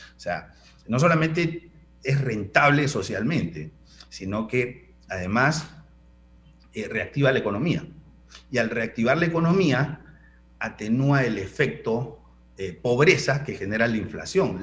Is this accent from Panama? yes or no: yes; Panama; los panameños casi todos tenemos deuda